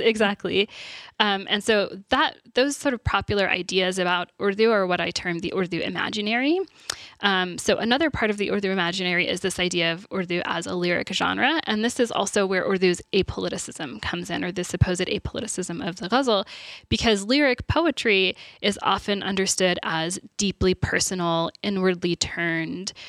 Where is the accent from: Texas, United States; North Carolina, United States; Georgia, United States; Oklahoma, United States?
Texas, United States; I'm from Texas, so that's where I went to university